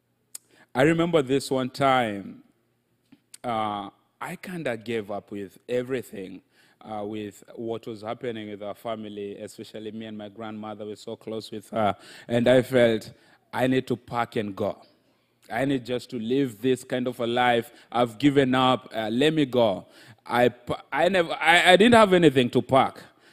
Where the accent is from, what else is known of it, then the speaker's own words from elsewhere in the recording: Kenya; I was born in Kenya. Automatically, I was born in Kenya.